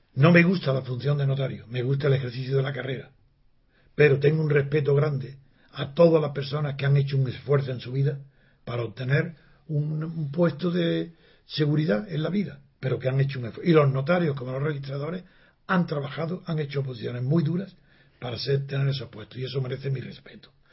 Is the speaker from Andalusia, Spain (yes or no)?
yes; Granada, Andalusia, Spain; Soy de Granada y digo Siu, con C